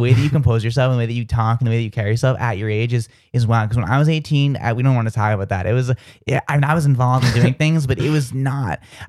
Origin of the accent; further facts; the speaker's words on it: outside of Boston, Massachusetts, United States; I come from, like, outside of Boston, so saying all those R's is so weird for me.